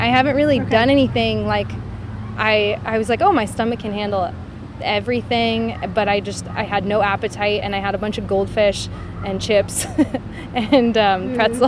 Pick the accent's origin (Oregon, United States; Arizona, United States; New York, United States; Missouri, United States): Oregon, United States; Portland; moved away as an adult; now in Edgewater, United States; growing up in Portland